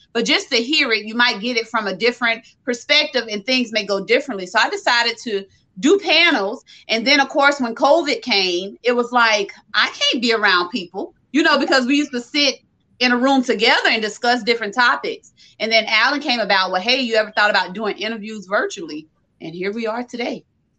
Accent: Orangeburg, South Carolina, United States; I'm from South Carolina, Orangeburg, South Carolina

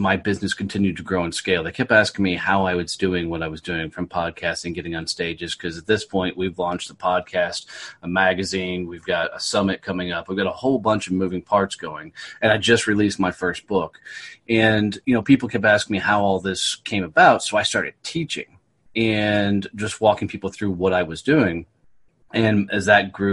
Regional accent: Fort Worth, Texas, United States; Fort Worth, Texas, my hometown

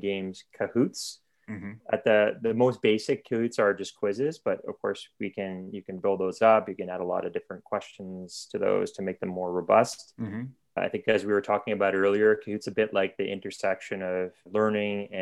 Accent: Ottawa, Ontario, Canada; moved away as an adult; now in Oslo, Norway; I'm Canadian, born in Ottawa, Canada, but now I live in Oslo, Norway with my family

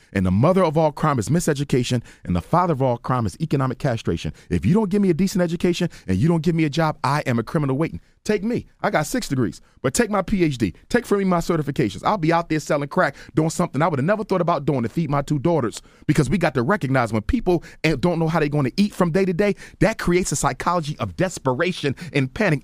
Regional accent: Philadelphia, Pennsylvania, United States; I'm from North Philly

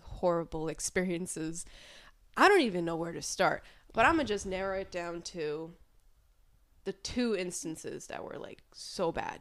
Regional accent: New York City, New York, United States; moved away as an adult; now in Albany, United States; originally from Queens, New York, and I moved up to Albany back in twenty seventeen

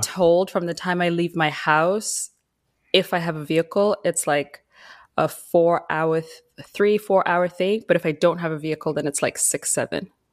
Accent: Zimbabwe; moved away as an adult; now in Vancouver Island, Canada; I was born and raised in Zimbabwe. I moved to Canada when I was seventeen

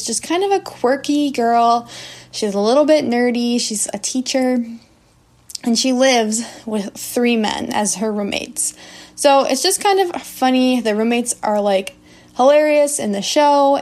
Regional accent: United States; I'm an English teacher from the United States.

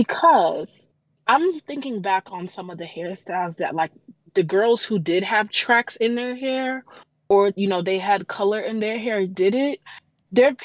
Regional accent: Compton, California, United States; I grew up in Compton. That's just the that's the culture.

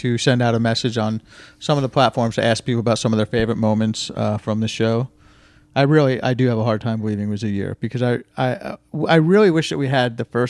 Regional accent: New Jersey, United States; I'm from New Jersey.

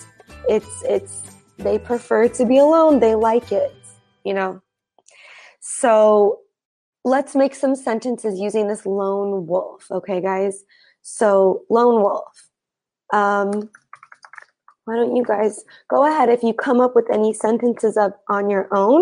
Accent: United States; I am not from Romania. I am from the United States. I am American. But I actually have ancestry that is Romanian

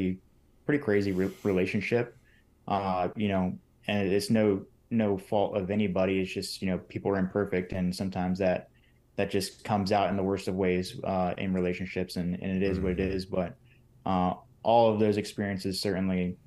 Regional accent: Northern California, United States; also born or lived in Bay Area, California / San Diego, California; born out in the Bay Area, moved into the Valley just about an hour east of the Bay Area, raised in Northern California

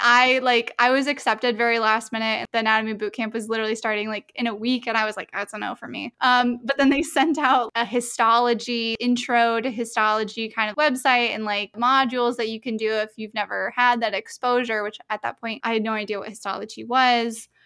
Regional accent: Melbourne, Florida, United States; I'm from Melbourne.

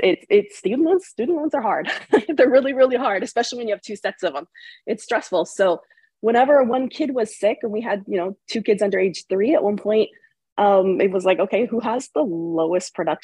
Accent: Bay Area, California, United States; also born or lived in Connecticut; I'm originally from the Bay Area, California.

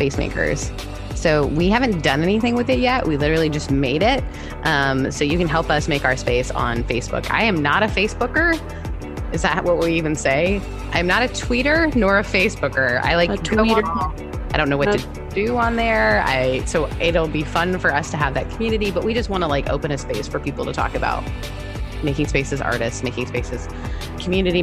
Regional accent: Canada; being Canadian

